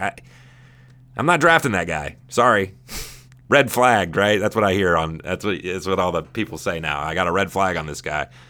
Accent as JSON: {"language": "English", "town": "Ventura", "region": "California", "country": "United States", "tie": "born or raised there", "said": "I was born in Ventura. I, I spent a lot of time in California. I'm from Southern California"}